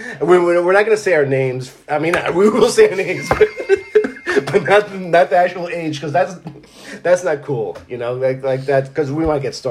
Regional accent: Israel; moved away; I grew up in Israel, and Israel had a lot of good music from, like, England.

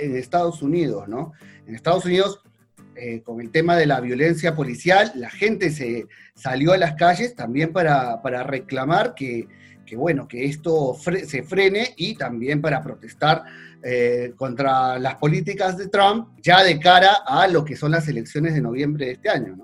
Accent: Argentina

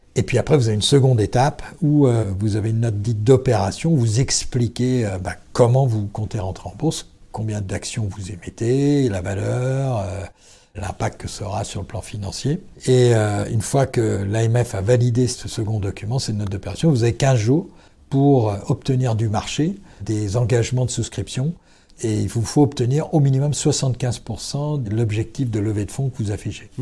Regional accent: Brittany, France; Nous sommes bretons

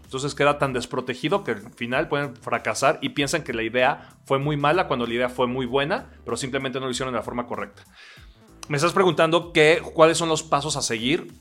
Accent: Oaxaca, Mexico; soy un oaxaqueño de 39 años

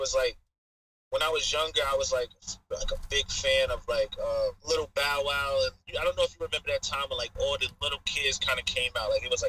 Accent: Long Island, New York, United States; I'm from Long Island, New York, man. There's a small place that you might have to Google to really know where I'm at, but yeah, man, I'm on the island, man. I'm straight out the island.

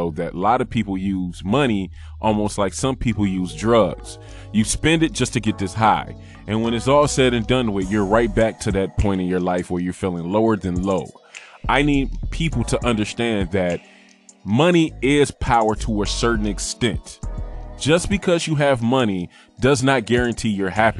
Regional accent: Michigan, United States; now in New York, United States; originally I'm from Michigan and I'm in New York

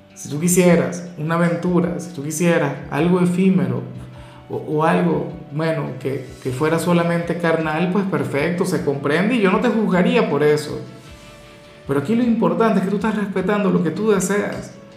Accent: Venezuela; mi país, Venezuela

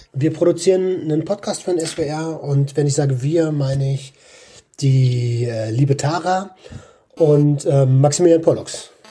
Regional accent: Berlin, Germany; als Berliner

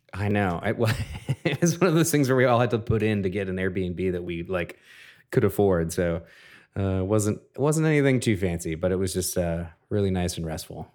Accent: Minneapolis, Minnesota, United States; in my hometown of Minneapolis

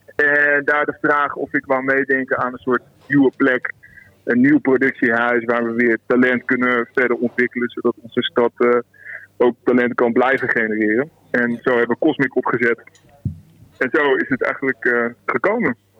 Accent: Zwolle, Overijssel, Netherlands; moved away as an adult; now in Amersfoort, Netherlands; ik ben een blauwvinger, ik kom uit Zwolle.

